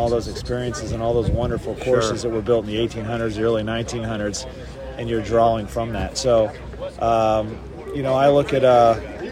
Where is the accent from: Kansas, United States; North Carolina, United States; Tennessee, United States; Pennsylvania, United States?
Pennsylvania, United States; Lancaster; I grew up in the Philadelphia area